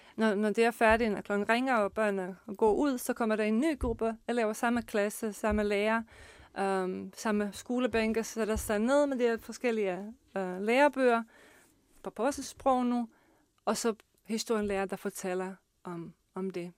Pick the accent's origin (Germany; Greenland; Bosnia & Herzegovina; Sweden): Bosnia & Herzegovina; Danish is a second language; now in Denmark; kommer jeg selv fra Bosnien og Herzegovina og kan huske uh, den uh, uddannelsessystem og den skole, jeg har gået selv på